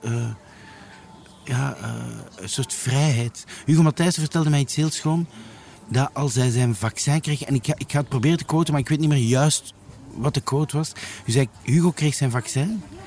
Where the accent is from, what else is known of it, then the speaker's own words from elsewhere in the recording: Leuven, Flanders, Belgium; also born or lived in Antwerp / Brussels; now in Lier, Belgium; ik ben eigenlijk van Leuven